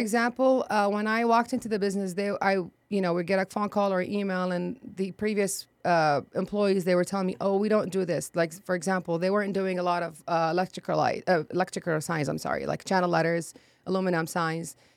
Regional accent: Baghdad, Baghdad Governorate, Iraq; English is a second language; moved away as an adult; also born or lived in Jordan / Akron, Ohio / Texas; now in San Antonio, United States; I was born and raised in Iraq, Baghdad

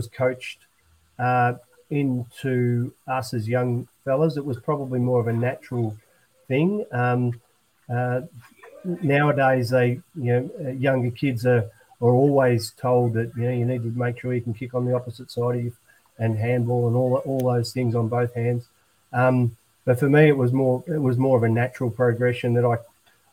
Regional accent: Katandra, Victoria, Australia; I grew up in Katandra

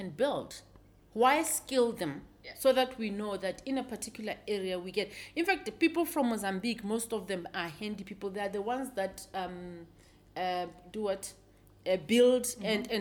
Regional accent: Lesotho; now in South Africa; I was born in Lesotho, although I'm naturalized here in mm-hmm. South Africa.

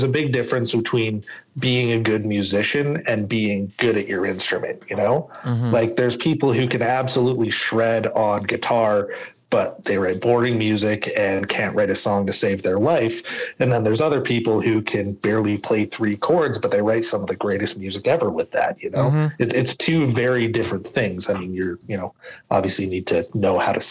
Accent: Canada; I'm Canadian

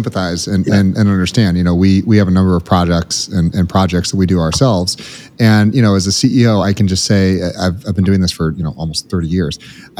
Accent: United States; as an American

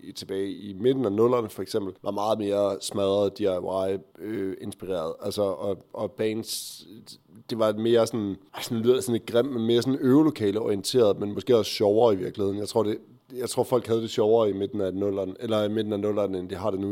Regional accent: Aarhus, Central Denmark Region, Denmark; Jeg kommer fra Aarhus.

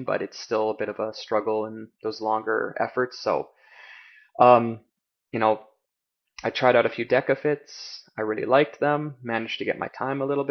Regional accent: Canada; also born or lived in China; as a Canadian going down there

